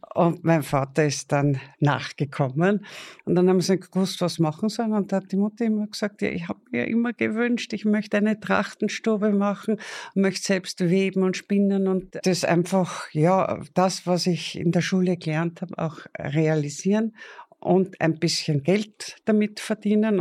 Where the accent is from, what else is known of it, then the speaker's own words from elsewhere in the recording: Attersee, Upper Austria, Austria; Also 42 geboren, fast im See